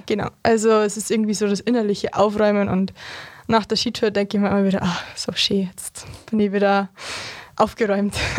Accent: Berchtesgaden, Bavaria, Germany; als gebürtiger Berchtesgadener

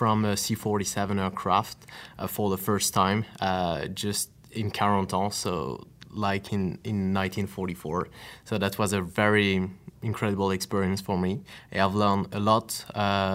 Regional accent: Normandy, France; we are from Normandy

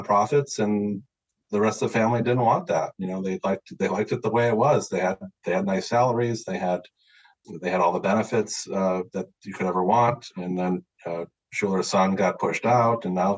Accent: Central New York, United States; moved away; also born or lived in Cleveland / San Diego; I grew up in Central New York, so it's Yankee country

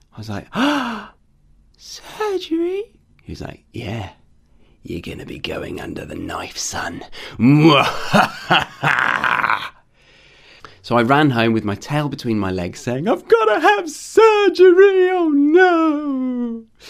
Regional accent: United Kingdom; moved away as an adult; now in Australia; I'm a Brit living abroad in Australia

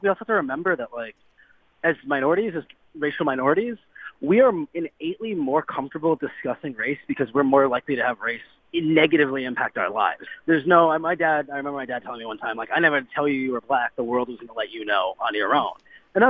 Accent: Cleveland, Ohio, United States; I'm from Cleveland

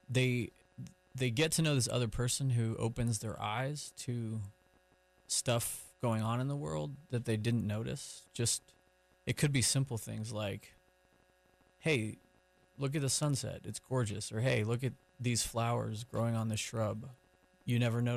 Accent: New Hampshire, United States; now in Durham, United States; We live in Durham now, but we grew up in New England, New Hampshire, mainly

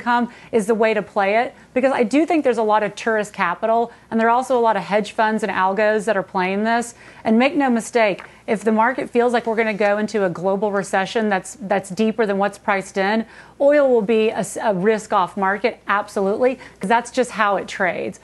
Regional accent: Texas, United States; I live in Texas. I grew up in Texas

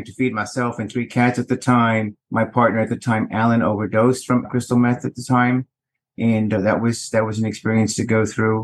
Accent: Houston, Texas, United States; I hail from Houston, Texas, vintage 1962

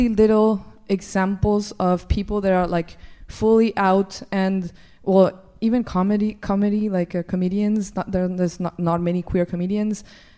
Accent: Colombia; moved away as an adult; I'm from Colombia

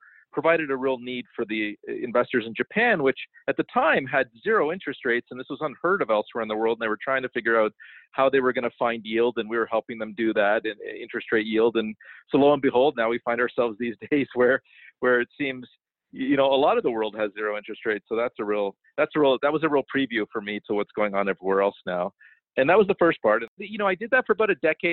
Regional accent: Toronto, Ontario, Canada; I was born in Toronto

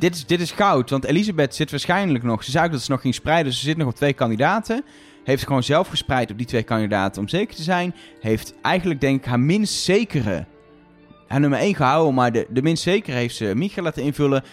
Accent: Netherlands; wij als Nederlanders

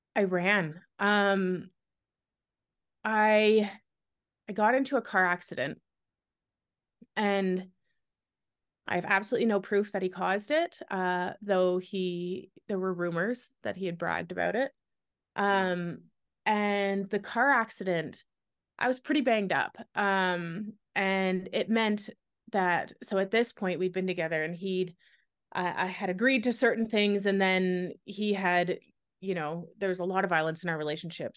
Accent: Canada; moved away as an adult; also born or lived in Wyoming; I'm Canadian

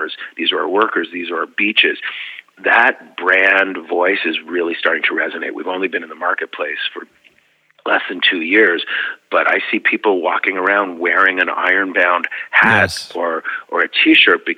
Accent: Canada; now in United States; I grew up in a society where it was rooted in the collective good

